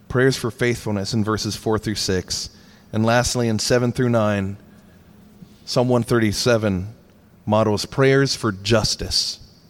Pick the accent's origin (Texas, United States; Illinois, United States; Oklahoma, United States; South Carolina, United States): South Carolina, United States; Charleston; my hometown